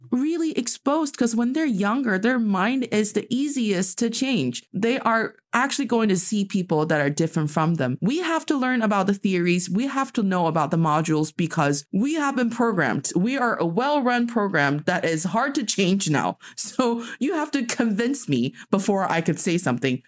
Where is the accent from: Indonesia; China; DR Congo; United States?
China; moved away; my hometown, like from Dongfei